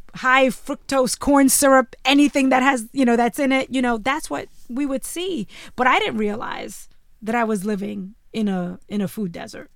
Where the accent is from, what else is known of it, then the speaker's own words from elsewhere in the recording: New York City, New York, United States; when I was growing up in Bushwick, Brooklyn, before it was trendy